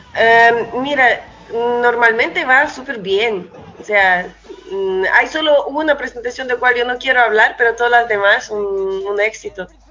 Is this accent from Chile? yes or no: yes; Chile; also born or lived in Russia; yo como músico en la realidad crecí más en Chile que en cualquier otro lado, por eso yo igual me considero un músico chileno con el toque de ruso.